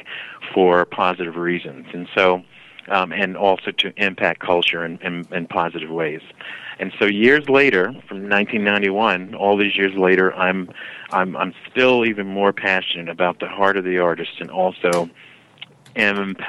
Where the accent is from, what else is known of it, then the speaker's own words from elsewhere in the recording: New York City, New York, United States; moved away; I'm originally from New York City